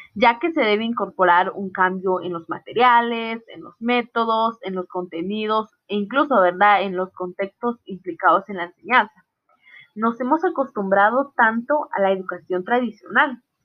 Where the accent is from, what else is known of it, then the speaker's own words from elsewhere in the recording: Totonicapán, Guatemala; now in Salcajá, Guatemala; yo soy del área de Totonicapán, de una aldea llamada Aldea Vázquez. Actualmente resido en Salcajaque, Saltenango.